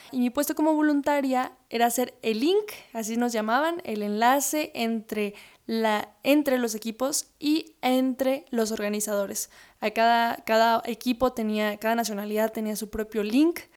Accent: Mexico; Digo México porque es donde yo he trabajado, donde yo he estado, de donde yo soy, donde yo vivo

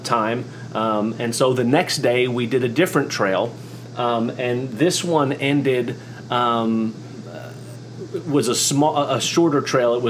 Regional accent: Oklahoma, United States; also born or lived in New York; in Oklahoma where I'm from. I was born in New York

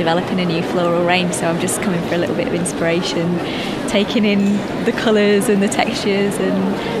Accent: Croydon, London, United Kingdom; now in Leeds, United Kingdom; I'm from Croydon, but I actually live in Leeds at the moment

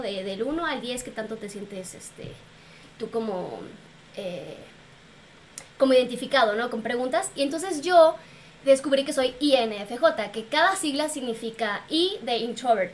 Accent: Mexico; soy mexicana

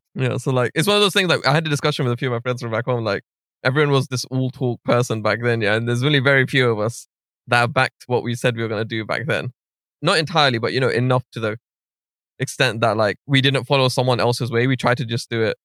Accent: London, United Kingdom; I'm from North West London, like Stonebridge. So I went to Alpen

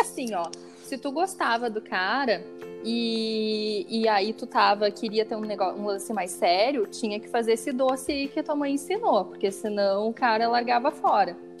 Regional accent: Rio Grande do Sul, Brazil; accent: gaúcho; o meu sotaque é muito gaúcho?

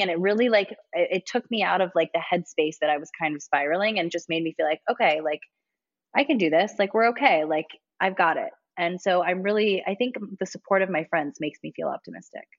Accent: Ontario, Ohio, United States; moved away as an adult; now in Los Angeles, United States; am born and raised in Ohio, a super small town in Ohio called Ontario, Ohio

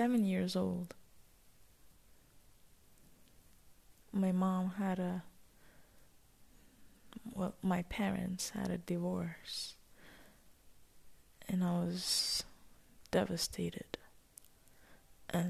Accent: Ras Al Khaimah, United Arab Emirates; I was born and raised in Emirates, in a city that's called Ras Al Khaimah.

